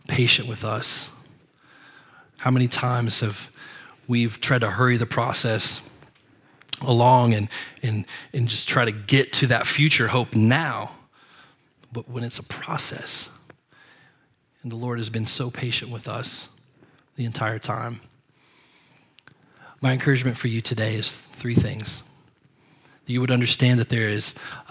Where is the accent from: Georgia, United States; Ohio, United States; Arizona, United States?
Ohio, United States; We're from Ohio